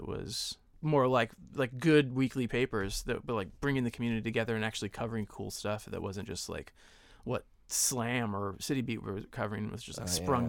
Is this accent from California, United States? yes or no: yes; San Diego, California, United States; Yeah, I grew up in San Diego, and my friends and I ran a weekly paper in town called Fahrenheit San Diego.